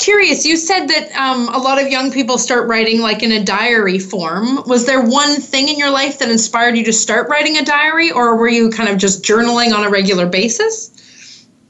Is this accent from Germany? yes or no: no; Canada; accent: Canadian; my Canadian accent